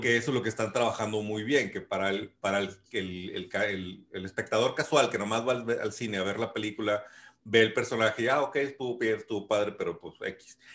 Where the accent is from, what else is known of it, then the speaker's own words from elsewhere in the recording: Mexico; Yo soy mexicano